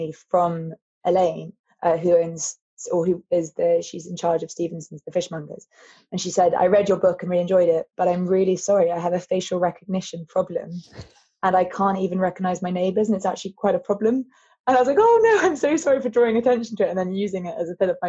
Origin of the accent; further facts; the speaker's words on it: London, United Kingdom; growing up in London